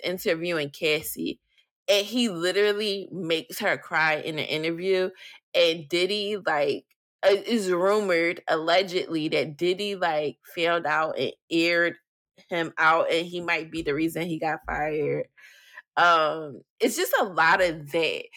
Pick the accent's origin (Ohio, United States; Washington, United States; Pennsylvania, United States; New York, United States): Pennsylvania, United States; Philadelphia; I'm from Philly